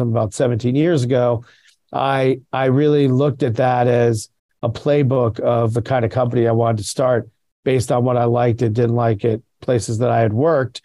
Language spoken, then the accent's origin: English; Virginia, United States; I grew up in Virginia, outside of DC